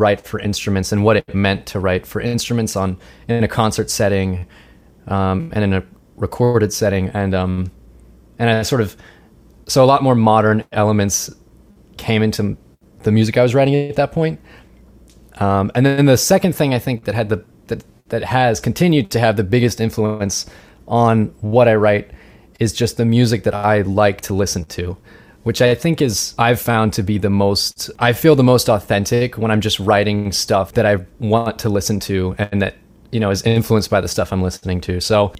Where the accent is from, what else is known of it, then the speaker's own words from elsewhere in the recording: Richmond, United States; I'm from Richmond, as you just heard. We went to the same high school, if they didn't know that, me and Kim.